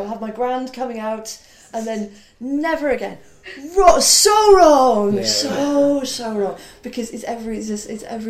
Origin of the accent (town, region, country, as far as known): Wales, United Kingdom; accent: Welsh; moved away; also born or lived in Cardiff